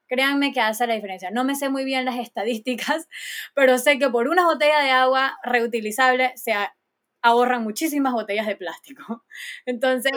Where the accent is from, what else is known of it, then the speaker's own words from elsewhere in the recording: Panama; todos somos panameños, todos tenemos que cuidar de nuestro bello y hermoso país